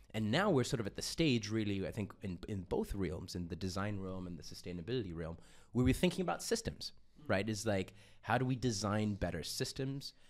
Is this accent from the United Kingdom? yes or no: no; Austria; also born or lived in Uganda; I was born and I grew up in Austria